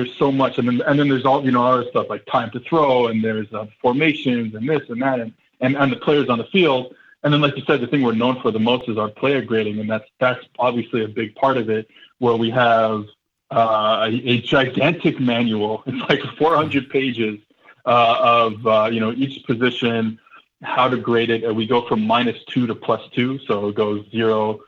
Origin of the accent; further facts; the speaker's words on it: New Orleans, Louisiana, United States; now in Montreal, Canada; I was born in New Orleans